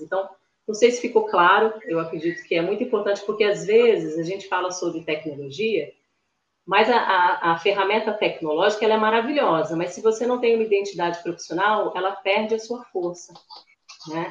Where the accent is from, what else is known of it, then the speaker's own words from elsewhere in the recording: Espírito Santo, Brazil; moro aqui no Espírito Santo, sou capixaba da Gema